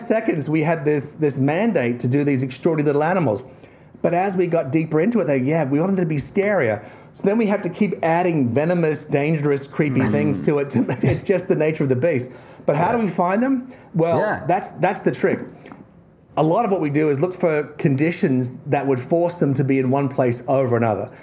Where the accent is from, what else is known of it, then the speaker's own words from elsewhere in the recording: Tasmania, Australia; I'm from Tasmania